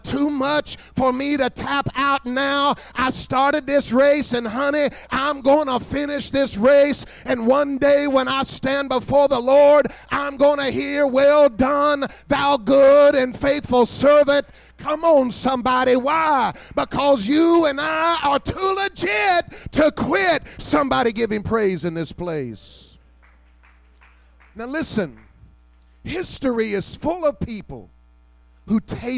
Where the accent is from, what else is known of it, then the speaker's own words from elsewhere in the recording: Kentucky, United States; I'm from Kentucky